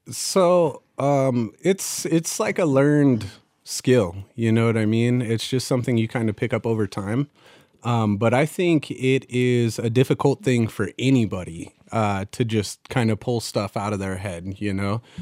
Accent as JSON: {"language": "English", "town": "Fallon", "region": "Nevada", "country": "United States", "tie": "born or raised there", "moved": "yes", "said": "my hometown's called Fallon, Nevada"}